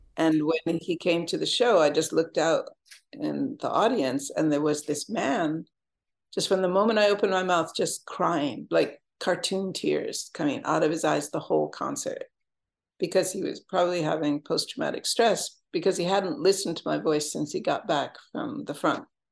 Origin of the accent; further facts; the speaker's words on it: Jamestown, New York, United States; moved away as an adult; I went back to Jamestown, my hometown, to work with the guys.